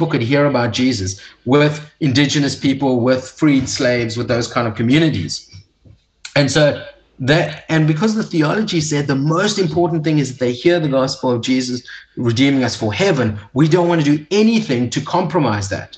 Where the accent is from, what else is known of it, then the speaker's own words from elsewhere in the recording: South Africa; as an English-speaking South African